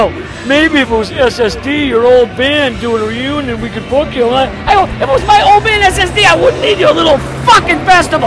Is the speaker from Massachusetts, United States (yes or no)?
yes; Boston, Massachusetts, United States; I'm from Boston